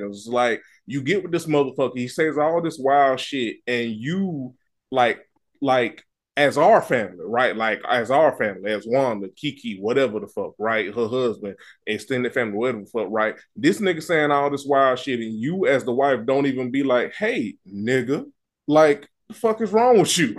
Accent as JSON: {"language": "English", "region": "the South", "country": "United States", "said": "I'm from the country, and I'm from the South"}